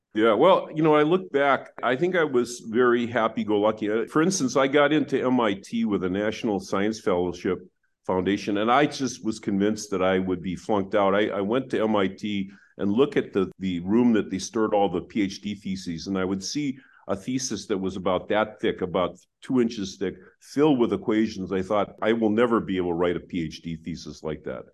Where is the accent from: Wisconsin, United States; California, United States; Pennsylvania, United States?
Wisconsin, United States; I grew up in Wisconsin